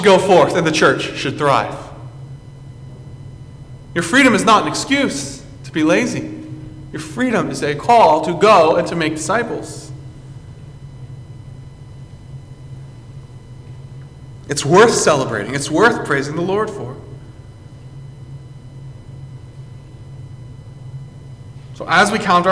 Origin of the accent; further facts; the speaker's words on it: United States; as an American